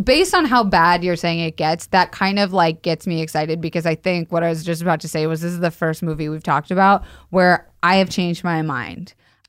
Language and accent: English; Florida, United States; now in Los Angeles, United States; we grew up in Florida.